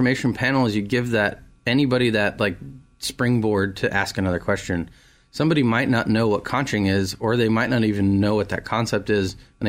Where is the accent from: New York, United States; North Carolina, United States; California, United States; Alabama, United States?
California, United States; moved away as an adult; now in Raleigh, United States; When I moved to Raleigh from California, I found my home.